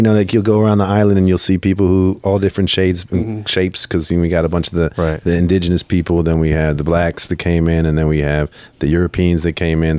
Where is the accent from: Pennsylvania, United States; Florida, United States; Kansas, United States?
Kansas, United States; born there; Yeah, well, not. I was born here in the States. I was born in Kansas, actually.